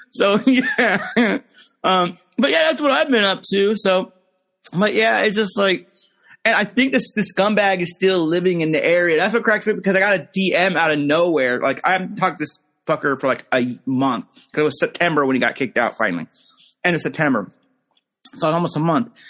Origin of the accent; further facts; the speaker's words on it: Pennsylvania, United States; I'm from Pennsylvania.